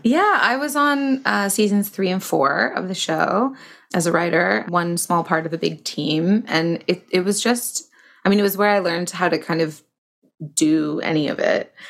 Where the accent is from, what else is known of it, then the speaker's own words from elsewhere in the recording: Toronto, Ontario, Canada; I started in in Toronto, where I'm from.